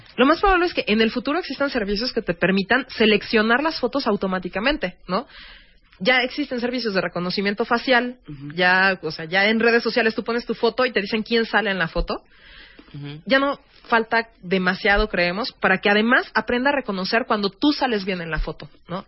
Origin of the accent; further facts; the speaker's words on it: Mexico; como mexicanos